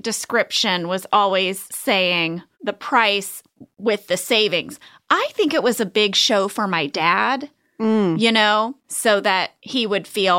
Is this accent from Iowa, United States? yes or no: yes; Iowa, United States; I am from Iowa. And every year at the Iowa State Fair, there is a cow butter sculpture on display.